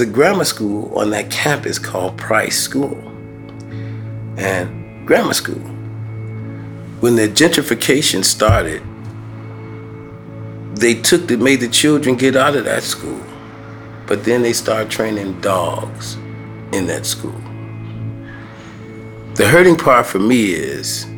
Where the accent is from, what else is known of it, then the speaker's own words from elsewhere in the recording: Chicago, Illinois, United States; growing up in Chicago, especially in public housing